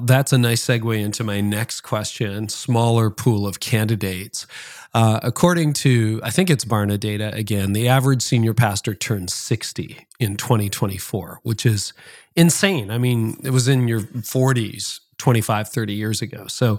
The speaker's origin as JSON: {"language": "English", "country": "Canada", "said": "I had that in my college dorm, believe it or not, even as a Canadian."}